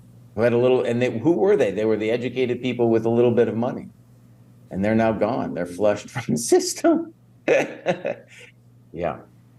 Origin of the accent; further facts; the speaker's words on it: United States; as an American